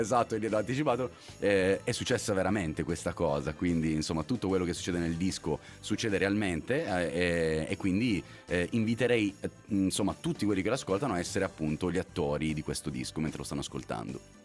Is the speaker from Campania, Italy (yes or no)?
no; Apulia, Italy; now in Milan, Italy; sono pugliese